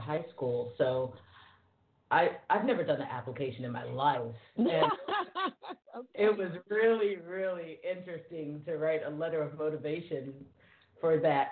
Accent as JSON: {"language": "English", "town": "Paris", "region": "Île-de-France", "country": "France", "tie": "born or raised there", "said": "I grew up in France. I grew up in Paris, so it's normal. I'm fluent in French"}